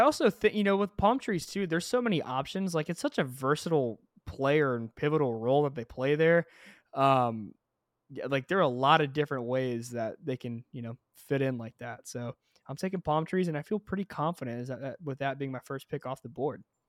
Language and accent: English; Texas, United States; we're both Texans